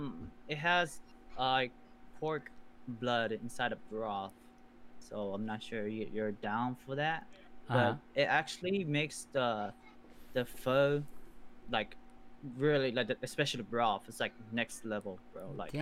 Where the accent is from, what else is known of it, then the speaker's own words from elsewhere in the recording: California, United States; I'm from California. Mm-hmm. I've been living in California the rest, like, I'm just in my life, so I plan to move out though. I kind of want to explore different states compared to like just living in Cali.